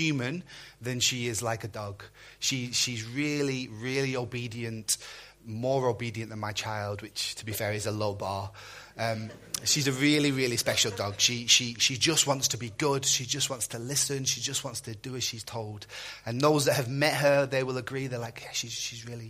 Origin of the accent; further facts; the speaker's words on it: Burnley, North West England, United Kingdom; moved away; My pastor that I grew up with back in Burnley